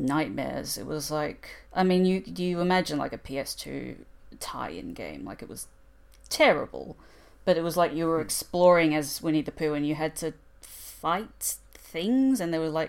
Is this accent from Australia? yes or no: yes; Australia